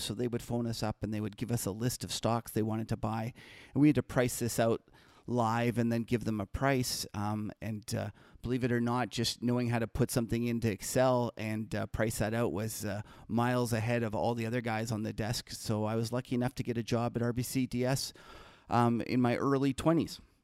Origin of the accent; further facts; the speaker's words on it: Winnipeg, Manitoba, Canada; now in Toronto, Canada; I'm an original Canadian. I actually grew up in Winnipeg